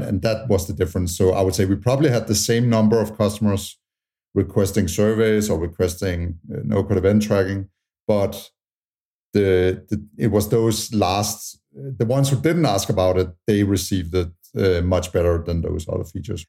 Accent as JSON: {"language": "English", "country": "Tanzania", "tie": "born or raised there", "also_born_or_lived": "Utah", "moved": "yes", "said": "I was born in Tanzania"}